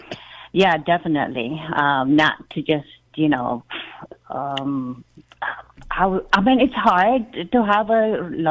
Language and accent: English; Philippines; now in Virginia, United States; I'm here in the U.S., but I'm from the Philippines originally. I've been here a long time, almost 30 years.